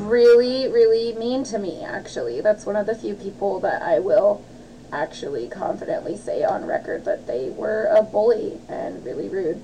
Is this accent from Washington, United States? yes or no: yes; Olympia, Washington, United States; growing up in Olympia